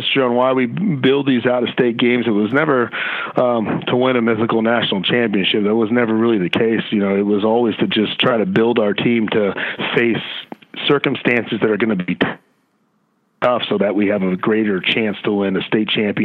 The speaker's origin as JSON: {"language": "English", "town": "Livermore", "region": "California", "country": "United States", "moved": "yes", "lives_now": "Las Vegas, United States", "said": "me as well, is from Livermore, California, which is really close to Concord"}